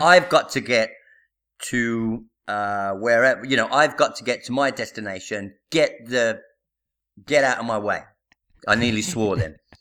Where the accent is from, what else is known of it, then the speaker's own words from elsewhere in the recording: Birmingham, West Midlands, United Kingdom; moved away as an adult; now in Italy; I'm from Birmingham